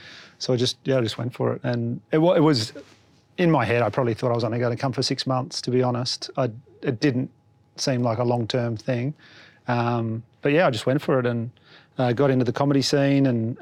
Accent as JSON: {"language": "English", "town": "Batemans Bay", "region": "New South Wales", "country": "Australia", "also_born_or_lived": "Canberra", "moved": "yes", "lives_now": "Melbourne, Australia", "said": "I was originally from Batemans Bay, New South Wales, a little country town on the coast, and I've been in Melbourne for about 13 years. Moved here for stand-up. I was living in Canberra at the time"}